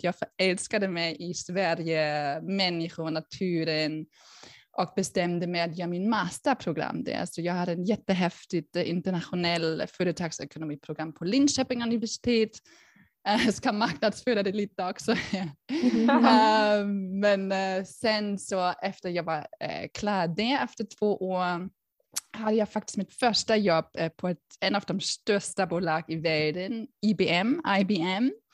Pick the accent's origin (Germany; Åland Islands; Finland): Germany; Berlin; Swedish is a second language; moved away as an adult; also born or lived in United States; now in Sweden; jag är ursprungligen faktiskt från Tyskland, från Berlin, kanske hör ni det